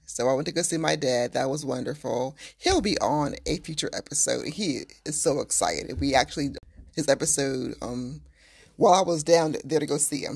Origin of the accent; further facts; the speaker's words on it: Waldorf, Maryland, United States; I am from south of D C